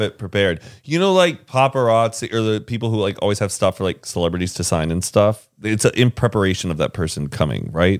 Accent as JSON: {"language": "English", "town": "Carrollton", "region": "Texas", "country": "United States", "tie": "born or raised there", "said": "Heelys is made in my hometown."}